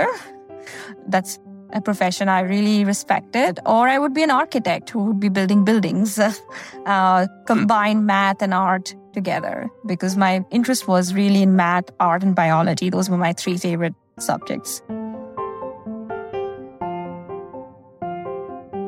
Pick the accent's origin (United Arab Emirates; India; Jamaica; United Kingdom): India; moved away as an adult; now in United States; I grew up in India and I did my undergrad in India